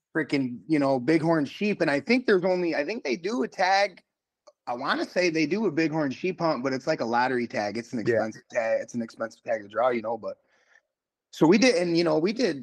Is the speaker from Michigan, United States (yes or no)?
yes; Kent City, Michigan, United States; now in Muskegon, United States; I'm originally from Kent City